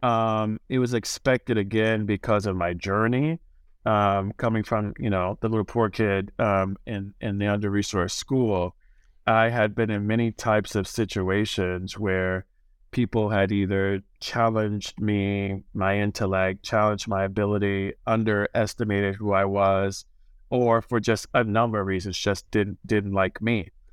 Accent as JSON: {"language": "English", "town": "Chicago", "region": "Illinois", "country": "United States", "tie": "born or raised there", "moved": "yes", "lives_now": "New York City, United States", "said": "my hometown, Chicago"}